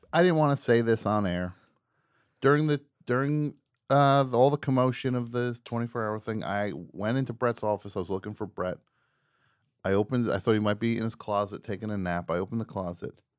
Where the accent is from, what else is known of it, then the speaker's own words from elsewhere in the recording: New Jersey, United States; I'm from New Jersey